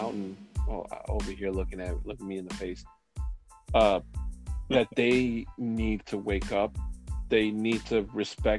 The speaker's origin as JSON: {"language": "English", "region": "Mexico City", "country": "Mexico", "tie": "born or raised there", "moved": "yes", "said": "my hometown of Mexico City"}